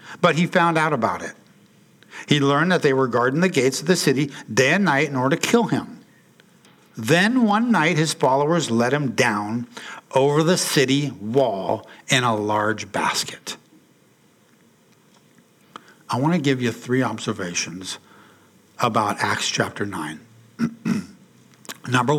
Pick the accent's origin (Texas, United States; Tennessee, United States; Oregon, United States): Oregon, United States; Portland; also born or lived in Salem; When I was a kid growing up in Portland, attending the church in St. John's, where I grew up with my family there